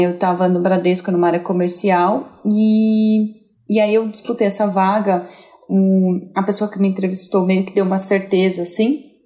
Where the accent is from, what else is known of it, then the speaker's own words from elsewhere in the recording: São José do Rio Preto, São Paulo, Brazil; moved away; eu vim de Rio Preto, né? Eu sou, eu sou do interior, sou, sou uma caipira.